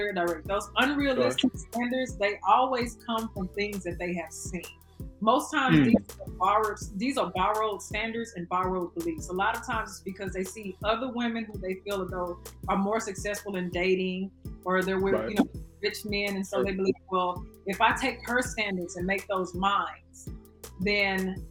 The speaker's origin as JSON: {"language": "English", "town": "Dallas", "region": "Texas", "country": "United States", "tie": "born or raised there", "said": "I am from Texas. I was born and raised. Okay. Y'all probably can hear that accent"}